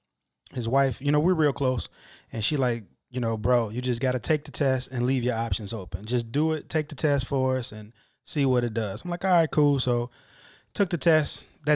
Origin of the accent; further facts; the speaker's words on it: Chicago, Illinois, United States; also born or lived in Dolton; Originally from the south side of Chicago. Grew up 79th and Honoree. I think I was about fourth grade, moved out to the suburbs, south suburbs, Dalton. Moved back to the city when I took the job in 2009.